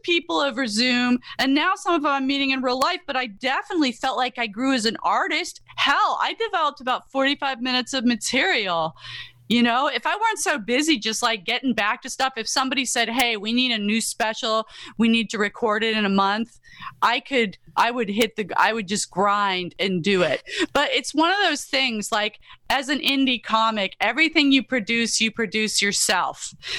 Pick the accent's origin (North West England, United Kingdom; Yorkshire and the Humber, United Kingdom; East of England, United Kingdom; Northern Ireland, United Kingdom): Yorkshire and the Humber, United Kingdom; I loved The Yorkshire Ripper, the miniseries, because that's where I grew up in England